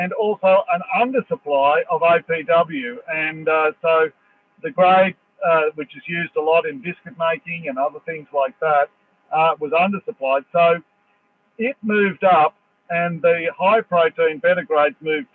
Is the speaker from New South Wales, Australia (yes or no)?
yes; Dubbo, New South Wales, Australia; I come from Dubbo